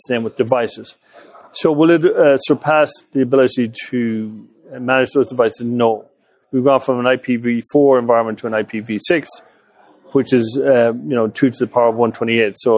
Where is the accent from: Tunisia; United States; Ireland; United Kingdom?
Ireland; West Coast of Ireland, west of Ireland; moved away; I grew up in the West Coast of Ireland